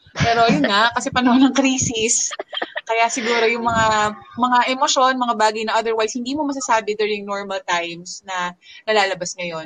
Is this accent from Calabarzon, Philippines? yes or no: yes; Calabarzon, Philippines; also born or lived in Bacoor; now in Mandaluyong, Philippines; dito ako sa Mandaluyong ngayon, originally from Cavite.